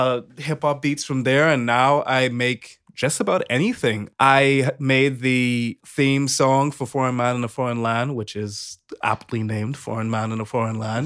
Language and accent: English; Bahamas; I'm from the Bahamas